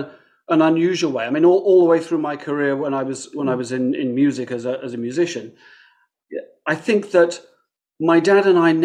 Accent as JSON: {"language": "English", "area": "halfway between London and Oxford", "region": "South East England", "country": "United Kingdom", "tie": "born or raised there", "also_born_or_lived": "near Manchester", "moved": "as an adult", "lives_now": "Toronto, Canada", "said": "I was born actually near Manchester, but only lived there for the first 6 months of my life. Now, obviously, I don't remember that. But I was brought up just a little outside London, actually exactly halfway between London and Oxford."}